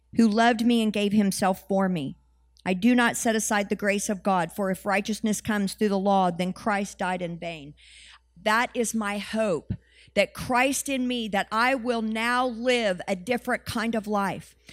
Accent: United States; we're the Western Church and we're from America

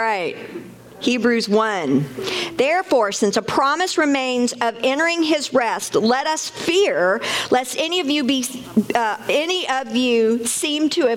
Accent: United States; also born or lived in Mexico; We're from America and we work in America.

